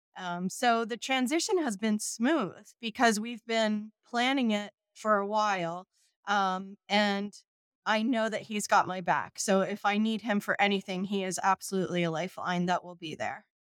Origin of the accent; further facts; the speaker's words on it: Southern Shore, New Jersey, United States; also born or lived in Baltimore, Maryland; I grew up here in New Jersey, um, a, along the Southern Shore